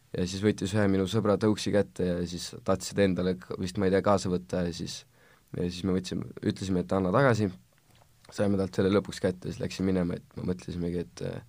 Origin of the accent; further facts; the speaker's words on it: Tallinn, Harju County, Estonia; olen kaheksateistaastane ekstreemsportlane Tallinnast